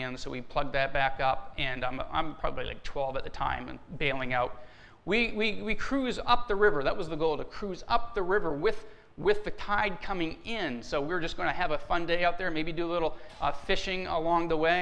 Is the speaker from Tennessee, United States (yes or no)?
no; Down East Maine, United States; now in Barrington, United States; I grew up in down east Maine, and I grew up on an area of water called the Bay of Fundy